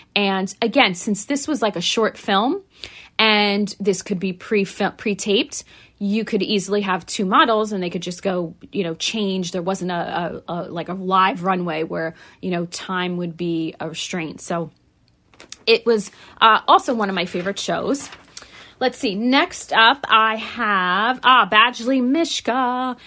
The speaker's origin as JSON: {"language": "English", "region": "tri-state area", "country": "United States", "tie": "born or raised there", "said": "I'm not a New Yorker, I didn't grow up there, but, um, you know, I live in the tri-state area and I grew, uh, basically grew up in the tri-state area."}